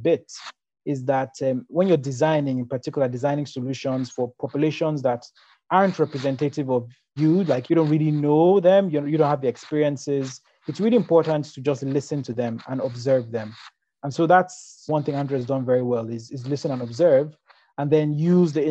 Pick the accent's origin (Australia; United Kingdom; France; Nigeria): Nigeria; growing up in Nigeria